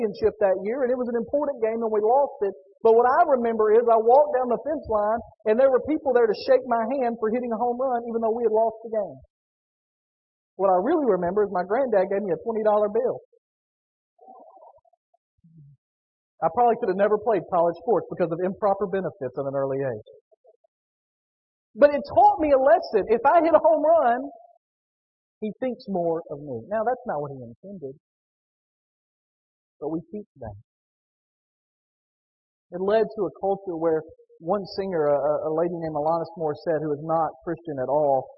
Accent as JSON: {"language": "English", "region": "Northwest Tennessee", "country": "United States", "tie": "born or raised there", "said": "Growing up in Northwest Tennessee"}